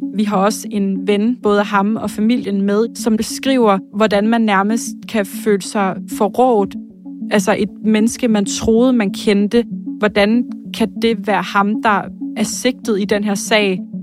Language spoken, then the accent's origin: Danish; Slagelse, Zealand, Denmark; also born or lived in Korsør; jeg er født og opvokset i Slagelse